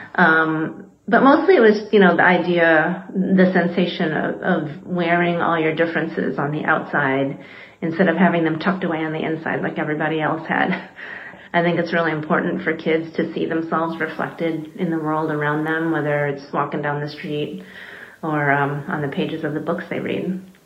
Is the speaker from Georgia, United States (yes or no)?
no; western Michigan, United States; I uh, grew up in a small rural town in western Michigan.